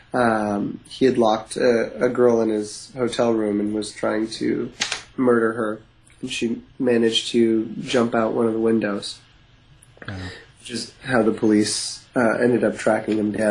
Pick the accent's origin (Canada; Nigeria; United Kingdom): Canada; East Coast; now in West Coast, Canada; I grew up in the East Coast